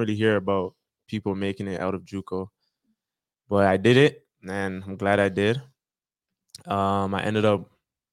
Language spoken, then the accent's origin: English; Brampton, Ontario, Canada; also born or lived in Toronto; now in Calgary, Canada; we all moved from Toronto when we were younger into Brampton